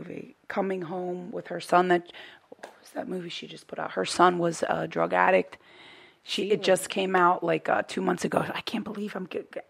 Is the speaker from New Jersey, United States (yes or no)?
yes; Hamilton, New Jersey, United States; I'm from Hamilton, New Jersey, Mercer County